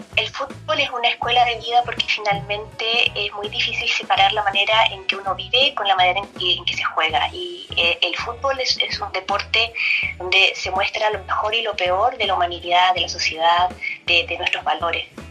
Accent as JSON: {"language": "Spanish", "country": "Chile", "moved": "as an adult", "lives_now": "Netherlands", "said": "soy chilena me vine a Holanda también buscando expandir mi carrera."}